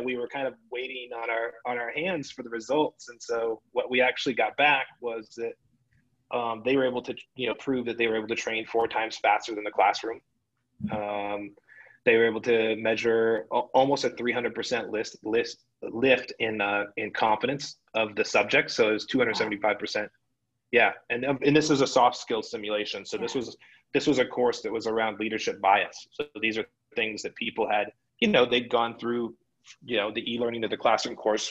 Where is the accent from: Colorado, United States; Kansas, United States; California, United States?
Colorado, United States; Boulder; moved away; I grew up in Boulder